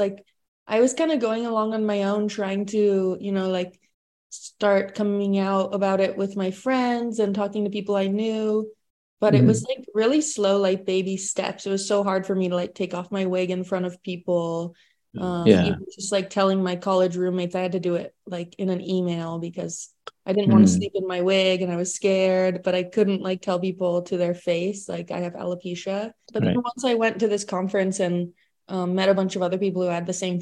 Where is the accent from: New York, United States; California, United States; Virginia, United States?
California, United States; Silicon Valley; moved away; where I grew up in Silicon Valley